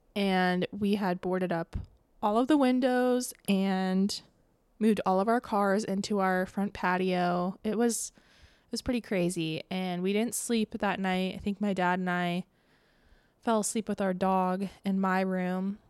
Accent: Tampa, Florida, United States; moved away; my hometown

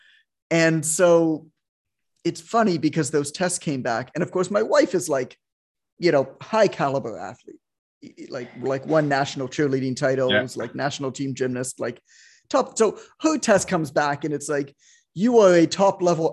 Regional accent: Toronto, Ontario, Canada; I'm Canadian

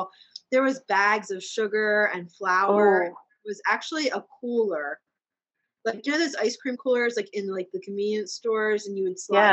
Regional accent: Douglasville, Pennsylvania, United States; also born or lived in Boyertown; I grew up on in Douglasville

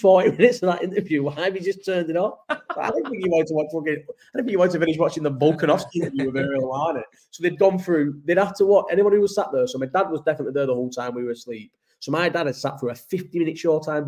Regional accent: Farnworth, North West England, United Kingdom; moved away; I'm from Farnworth

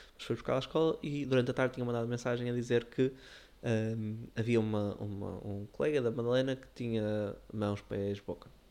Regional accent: Porto, Norte, Portugal; nós somos do Porto

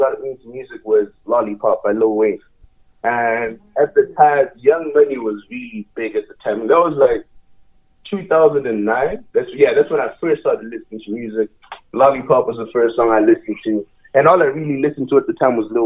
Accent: Botswana; now in Calgary, Canada; I'm from Southern Africa

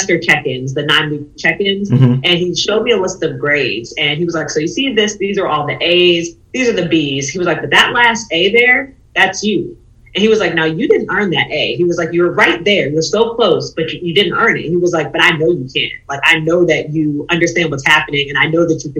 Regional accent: Pittsburgh, Pennsylvania, United States; moved away as an adult; also born or lived in Tennessee / Chicago, Illinois; I'm originally from Pittsburgh, Pennsylvania

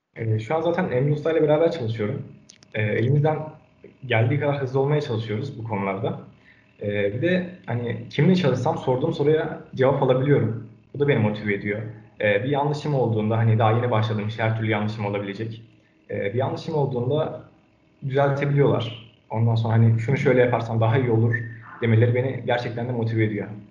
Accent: Ankara, Turkey; 2002 Ankara doğumluyum.

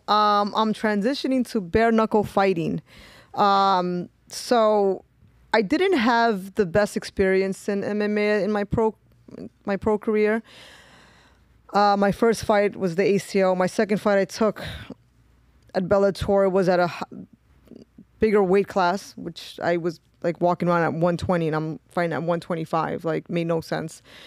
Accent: New York City, New York, United States; I grew up in East New York. So, I grew up in a very tough, um, area.

